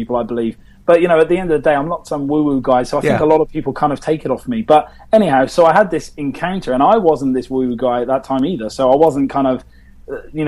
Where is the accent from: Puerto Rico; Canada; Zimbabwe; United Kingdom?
United Kingdom; England; being British